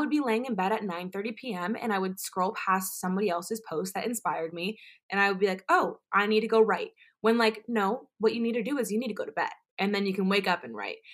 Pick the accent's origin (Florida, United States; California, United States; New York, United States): Florida, United States; Orlando; I am originally from Orlando, Florida